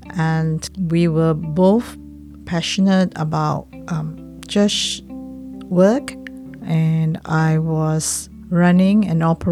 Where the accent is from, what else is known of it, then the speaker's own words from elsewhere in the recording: Petaling Jaya, Selangor, Malaysia; I grew up with my grandmother in Petaling Jaya, which is a suburban area near to Kuala Lumpur, the capital of Malaysia